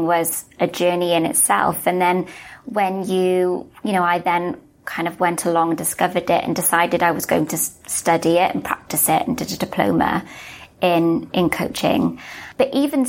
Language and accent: English; Wales, United Kingdom; also born or lived in Melbourne, Australia; now in London, United Kingdom; I'm from Wales, you can probably tell from my accent.